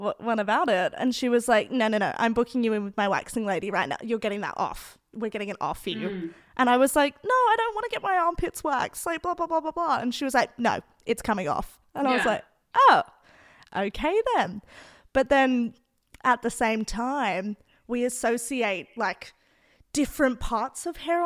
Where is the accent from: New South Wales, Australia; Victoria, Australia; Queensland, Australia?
New South Wales, Australia; Sydney; first language English; I grew up in the Northern Beaches, super white